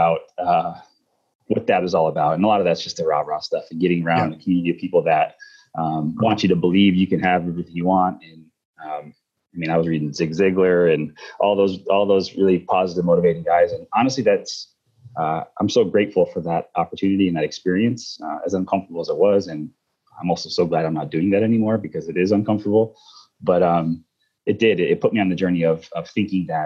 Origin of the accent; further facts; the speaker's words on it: Northern New York, United States; I grew up in Northern New York